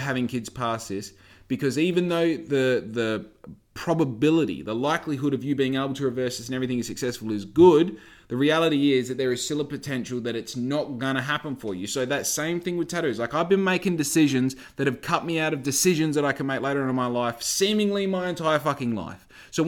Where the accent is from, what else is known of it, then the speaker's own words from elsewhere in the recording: Australia; I'm from Australia. I have no experience, but I'm willing to work on your yacht